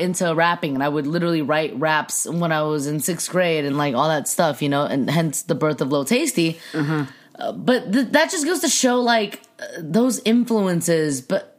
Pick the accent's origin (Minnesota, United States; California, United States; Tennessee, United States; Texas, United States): California, United States; Temple City; also born or lived in Shanghai, China / Alhambra, California / Fullerton, California; Temple City is essentially my hometown. That's what I would say my hometown is. And it was interesting. Yeah. I mean, there were a lot of Asians